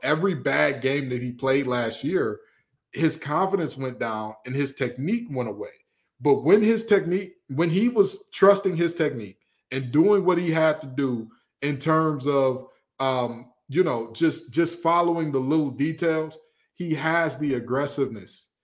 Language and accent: English; Detroit, Michigan, United States; I'm from the west side of Detroit, Michigan